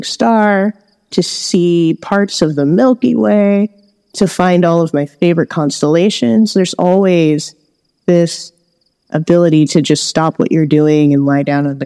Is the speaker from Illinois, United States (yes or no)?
no; Los Angeles, California, United States; I grew up in Los Angeles, where there is a lot a lot of pollution